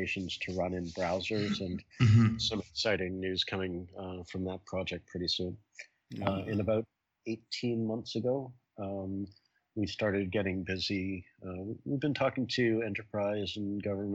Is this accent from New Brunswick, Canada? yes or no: no; Toronto, Ontario, Canada; now in New York City, United States; I grew up in Toronto